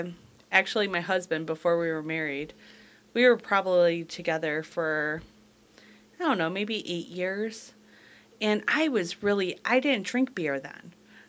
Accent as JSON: {"language": "English", "town": "Romulus", "region": "Michigan", "country": "United States", "said": "I sound like a Valley Girl, and I'm totally not. I come from Romulus. I should not sound like a Valley Girl."}